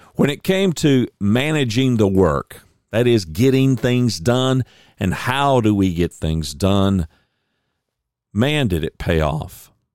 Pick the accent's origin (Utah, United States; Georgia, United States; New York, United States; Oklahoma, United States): Oklahoma, United States; I was born in Oklahoma